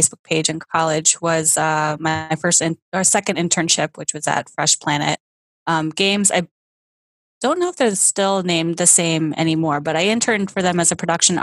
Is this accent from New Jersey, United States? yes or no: yes; New Jersey, United States; also born or lived in Oklahoma; I was actually born in Oklahoma, which people seem to find really strange, just being from the East Coast. They're like, you're a total Jersey girl, like born and raised. I'm like, I actually wasn't born here